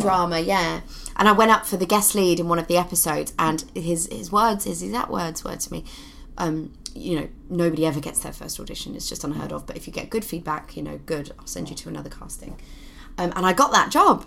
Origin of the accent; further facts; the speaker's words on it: Luton, East of England, United Kingdom; I was born in Luton